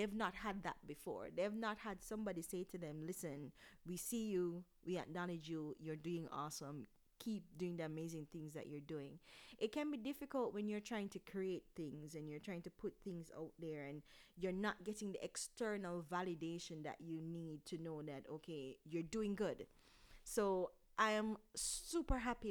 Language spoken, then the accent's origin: English; Jamaica; as Jamaicans, we, for a long time, we didn't take mental health issues seriously